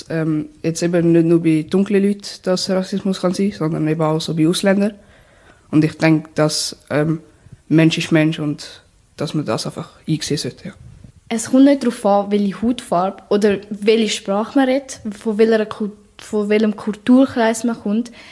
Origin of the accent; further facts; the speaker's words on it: Brazil; German is a second language; now in Germany; Ähm, also ich komme ja aus Brasilien.